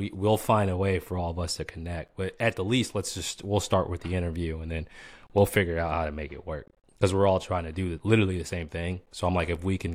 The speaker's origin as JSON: {"language": "English", "town": "Boston", "region": "Massachusetts", "country": "United States", "tie": "born or raised there", "said": "Boston, born and raised"}